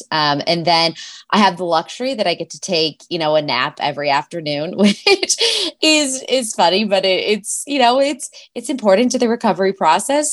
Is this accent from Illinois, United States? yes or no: yes; Chicago, Illinois, United States; moved away as an adult; also born or lived in Washington; now in Boulder, United States; I'm from Chicago